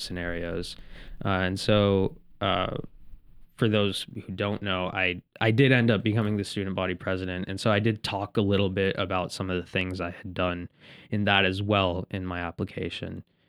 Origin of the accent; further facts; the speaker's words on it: Indianapolis, Indiana, United States; I'm from the Midwest originally. I was born in Indianapolis